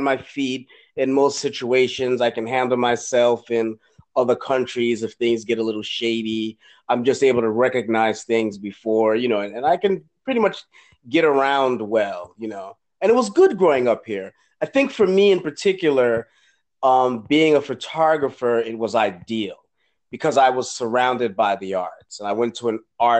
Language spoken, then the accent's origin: English; New York City, New York, United States; I'm a New York boy. I'm such a New York boy.